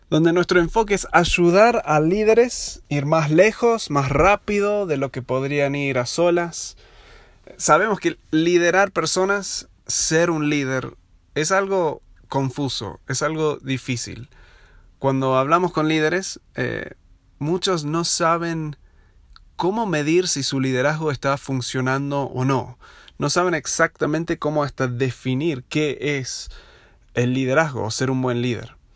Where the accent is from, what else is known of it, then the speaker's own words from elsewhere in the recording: Buenos Aires, Argentina; also born or lived in United States / Uruguay; now in Aguascalientes, Mexico; Si notaste mi acento es medio raro, yo soy de los Estados Unidos, pero me crié en Buenos Aires, viví ahí 16 uh, años. Luego 10 años en Estados Unidos haciendo mis estudios y trabajando un tiempo y otros 6 en Uruguay